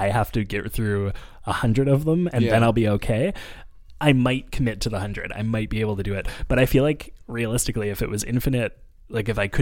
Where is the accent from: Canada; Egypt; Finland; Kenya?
Canada; Montreal, Quebec; I'm from NDG or Montreal